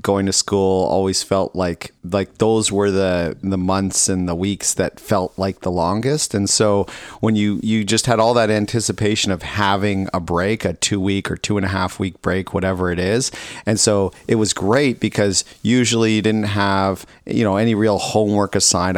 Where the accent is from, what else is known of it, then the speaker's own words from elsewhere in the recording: Ontario, Canada; moved away; I grew up in Ontario where it was cold enough